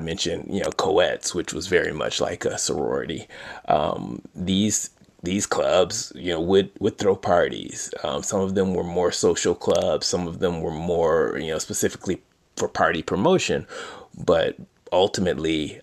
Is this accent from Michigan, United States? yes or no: yes; Detroit, Michigan, United States; growing up in Detroit. As a kid in Detroit